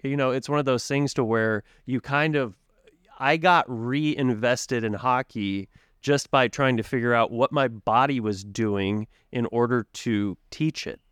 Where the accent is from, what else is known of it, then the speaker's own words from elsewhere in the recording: Tulsa, Oklahoma, United States; moved away as an adult; as I was growing up in Tulsa